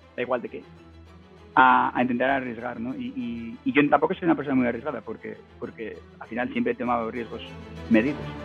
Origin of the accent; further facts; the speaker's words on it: Navia, Asturias, Spain; moved away as an adult; also born or lived in Cangas del Narcea; now in Vancouver, Canada; yo nací en Cangas, Cangas de Narcea, Cangas la Buena, eh, pero muy de pequeñito, eh, con siete años, nos mudamos a Navia